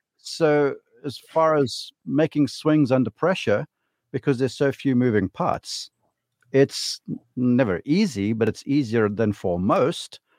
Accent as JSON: {"language": "English", "country": "South Africa", "said": "as a South African"}